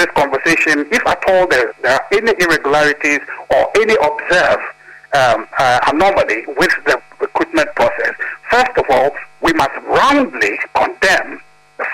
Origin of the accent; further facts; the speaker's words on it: Volta, Ghana; I'm from the Volta region